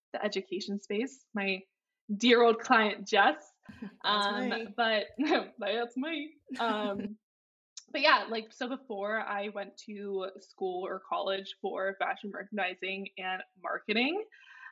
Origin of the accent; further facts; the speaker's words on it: Ohio, United States; moved away as an adult; now in Chicago, United States; I'm originally from Ohio